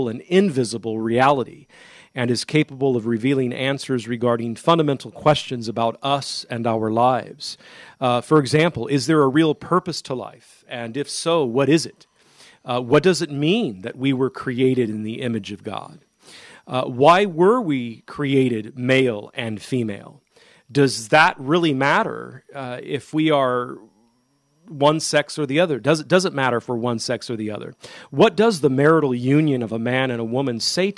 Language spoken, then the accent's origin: English; Modesto, California, United States; now in Kentucky, United States; in Modesto, California, my hometown